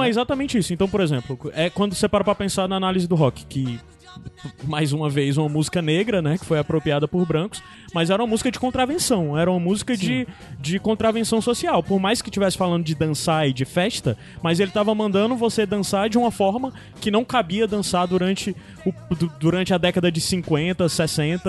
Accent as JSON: {"language": "Portuguese", "town": "Baturité", "region": "Ceará", "country": "Brazil", "said": "porque eu era do interior também, eu sou de Baturité"}